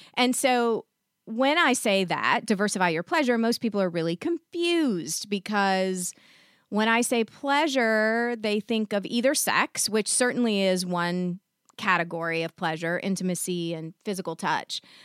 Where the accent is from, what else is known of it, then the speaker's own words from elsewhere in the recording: the South, United States; I was raised in the South